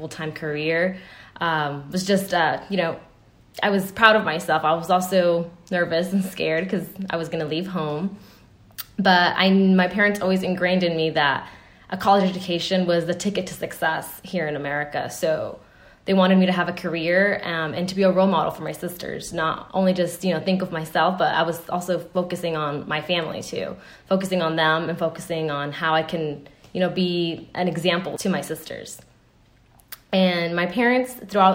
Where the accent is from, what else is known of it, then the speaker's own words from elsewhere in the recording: United States; me being American